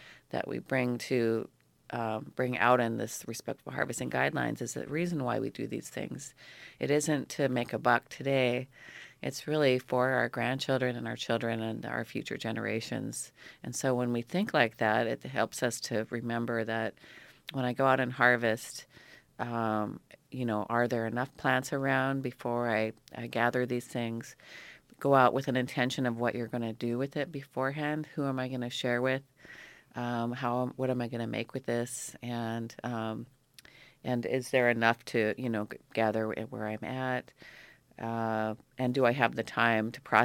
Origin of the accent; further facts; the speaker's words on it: Petersburg, Alaska, United States; moved away as an adult; now in Ketchikan, United States; I grew up here in Petersburg